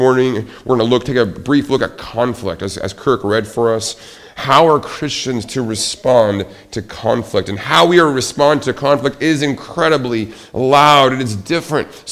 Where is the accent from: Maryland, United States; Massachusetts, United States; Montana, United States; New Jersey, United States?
Montana, United States; Billings; Growing up, I can remember my grandmother, when we moved her from Seattle to our hometown in Billings, Montana